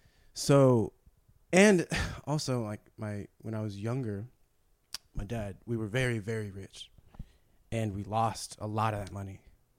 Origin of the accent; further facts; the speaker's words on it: San Gabriel Valley, California, United States; also born or lived in San Marino, California; I was raised in San Gabriel Valley in a Chinese and white community, but, you know, and with my Chinese side.